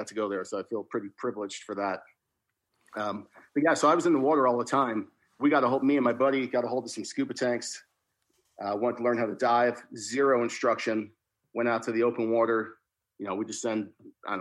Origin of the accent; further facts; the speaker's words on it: New Jersey, United States; moved away; I grew up in New Jersey, along the beach down South Jersey